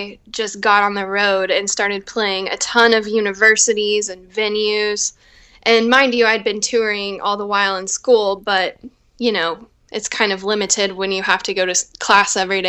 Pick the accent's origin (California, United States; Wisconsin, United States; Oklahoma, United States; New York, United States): Oklahoma, United States; moved away as an adult; also born or lived in Nashville; now in Los Angeles, United States; I grew up in Oklahoma